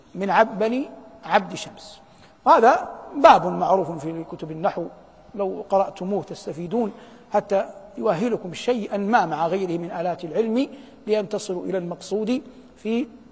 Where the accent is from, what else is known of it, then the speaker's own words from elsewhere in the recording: Saudi Arabia; بلادنا المملكة العربية السعودية